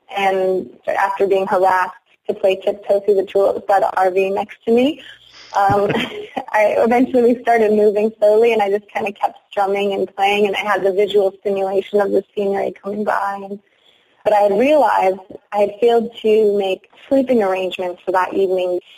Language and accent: English; Algoma, Wisconsin, United States; now in Baltimore, United States; I live in Baltimore, Maryland now, and I'm, I'm originally from Algoma, Wisconsin